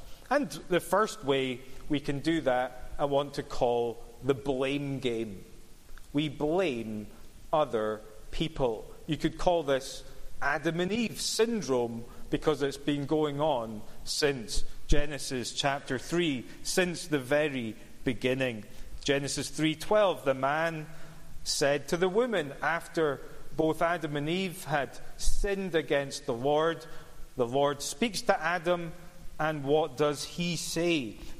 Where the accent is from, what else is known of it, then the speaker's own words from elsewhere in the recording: Cumbernauld, Scotland, United Kingdom; Or it's because I grew up in Cumbernauld. What do you expect?